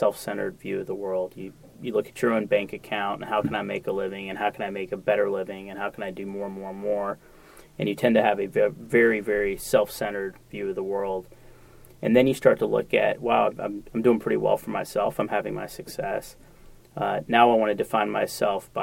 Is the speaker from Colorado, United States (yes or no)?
no; Atlanta, Georgia, United States; a guy that grew up here pre-Olympics, before the Olympics, I would travel internationally and say I'm from Atlanta